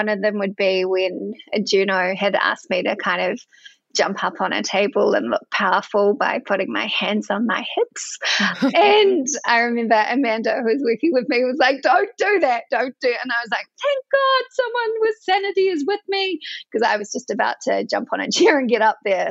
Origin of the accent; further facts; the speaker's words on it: Edgecumbe, Bay of Plenty, New Zealand; accent: Kiwi; I'm a Kiwi. You can probably tell that by my accent. I grew up on a dairy farm in a little town called Edgecombe.